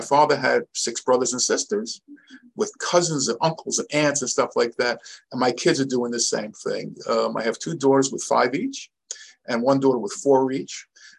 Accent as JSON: {"language": "English", "town": "Muncie", "region": "Indiana", "country": "United States", "tie": "born or raised there", "said": "when I grew up in Muncie, before it was Muncie, we only had a mezuzah on the front door."}